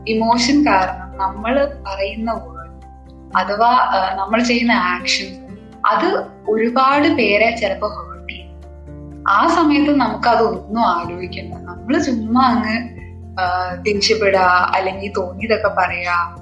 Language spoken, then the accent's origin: Malayalam; Ernakulam, Kerala, India; ഞാൻ എറണാകുളത്ത് നിന്നാണ്